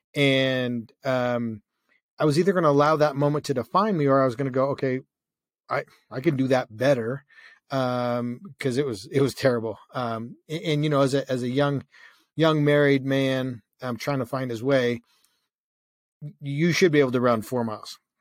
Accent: Canada; I grew up in Canada and it's freezing cold.

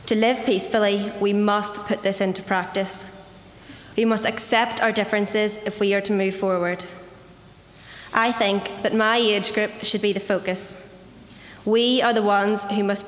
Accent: Belfast, Northern Ireland, United Kingdom; I'm 16 years old and I'm from Belfast

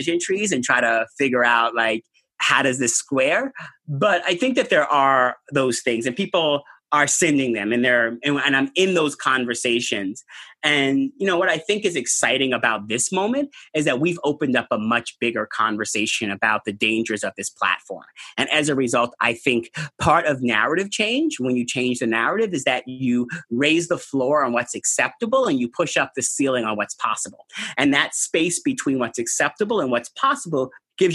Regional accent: New York, United States; I'm a New Yorker.

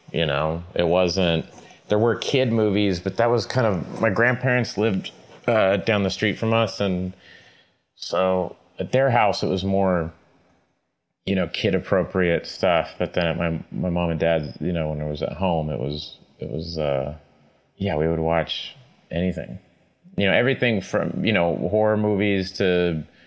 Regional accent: Tulsa, Oklahoma, United States; I was uh, born and raised in Tulsa, Oklahoma

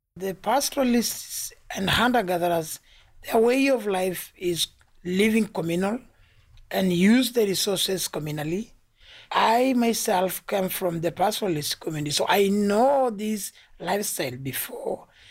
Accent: Tanzania; I come from Tanzania

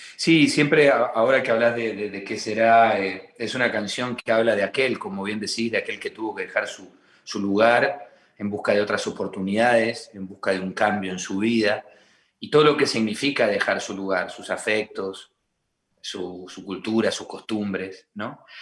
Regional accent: Argentina; nosotros los argentinos

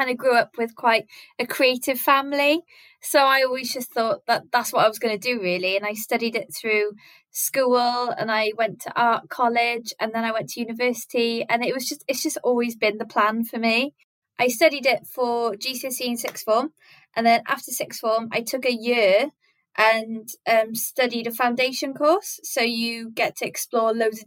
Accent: Wales, United Kingdom; growing up in Welsh schools, we were taught it in primary school and in secondary school

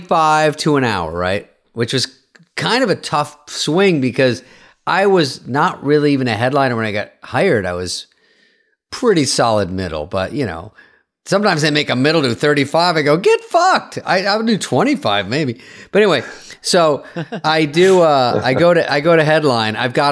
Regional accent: the South, United States; I'm from the South. The Deep South.

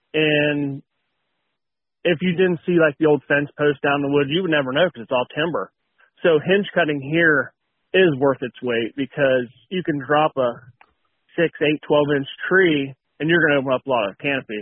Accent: West Virginia, United States; I grew up in West Virginia, hunted in West Virginia

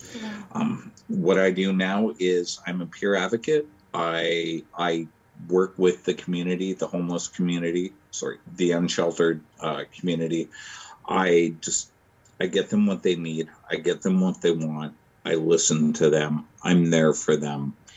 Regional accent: Vancouver, British Columbia, Canada; now in Winnipeg, Canada; I live in Winnipeg now. I'm originally from Vancouver. Um, where to begin? I I grew up in the foster system in the mid 80s and early 90s in BC

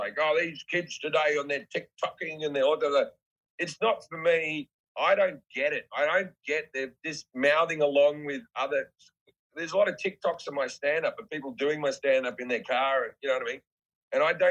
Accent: Australia; I'm just Australian.

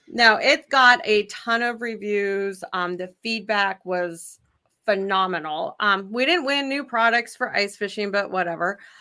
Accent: Idaho, United States; moved away as an adult; now in Wisconsin, United States; I'm originally from Idaho

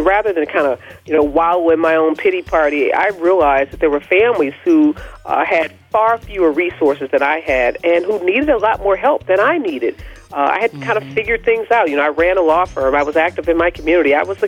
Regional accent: Midwest, United States; She grew up in the Midwest. I'm from the Midwest.

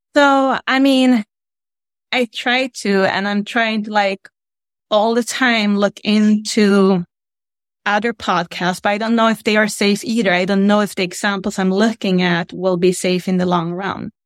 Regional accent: Sweden; now in United States; I'm from Sweden. I'm from Scandinavia. I live in the United States right now.

